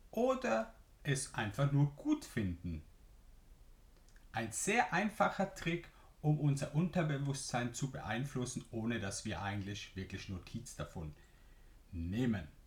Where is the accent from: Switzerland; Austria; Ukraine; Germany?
Switzerland; accent: Swiss German; first language Swiss German; German is a second language; denn ich spreche zum ersten Mal Deutsch und nicht meine Muttersprache Schweizerdeutsch und ich bin gespannt, wie es dir gefällt.